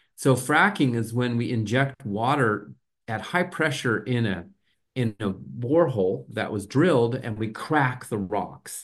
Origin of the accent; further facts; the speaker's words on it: New Mexico, United States; moved away as an adult; also born or lived in Southern California / Arizona; I grew up in New Mexico in the southwestern U S